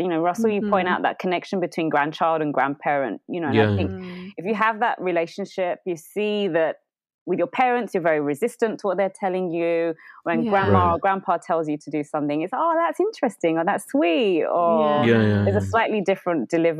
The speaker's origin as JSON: {"language": "English", "region": "London", "country": "United Kingdom", "tie": "born there", "said": "Yeah. I was born in London."}